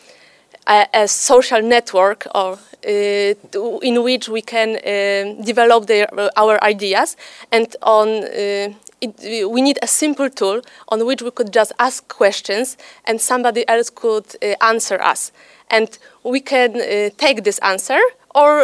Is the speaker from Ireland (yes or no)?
no; Poland; I'm from Poland.